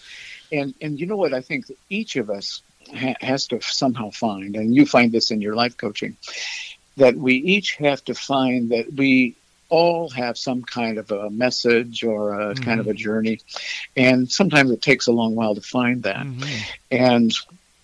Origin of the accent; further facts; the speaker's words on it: United States; now in Peoria, United States; I grew up in the Quad Cities, which is right on the Mississippi River